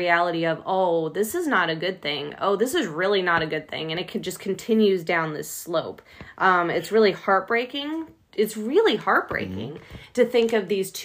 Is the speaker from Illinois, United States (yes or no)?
yes; Chicago, Illinois, United States; moved away; I'm originally from Chicago